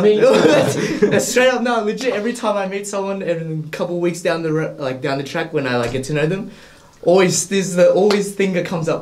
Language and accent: English; Australia; also born or lived in Philippines; I was born there, stayed there till about 2 years old, came back here, and just pretty much been living here ever since